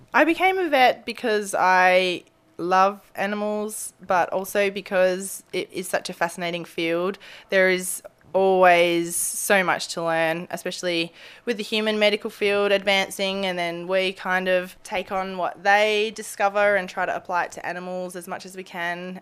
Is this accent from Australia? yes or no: yes; Australia; moved away as an adult; now in Anchorage, United States; I'm a veterinarian from Australia, now living in Anchorage.